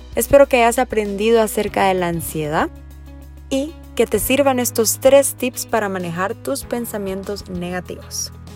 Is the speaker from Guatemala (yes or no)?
yes; Guatemala; soy psicóloga clínica de Guatemala